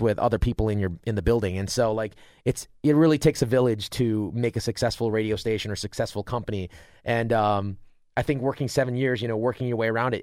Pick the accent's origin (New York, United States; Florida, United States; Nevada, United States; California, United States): New York, United States; Rochester; I got to, uh, Rochester, which is about forty minutes away. My hometown's forty minutes from the college.